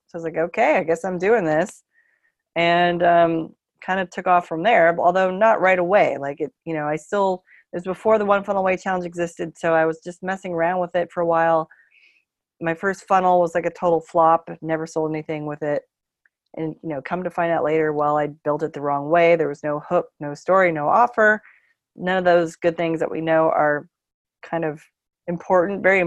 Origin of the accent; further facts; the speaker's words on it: Bay Area, California, United States; moved away as an adult; also born or lived in San Francisco; now in Portland, United States; I'm from the Bay Area.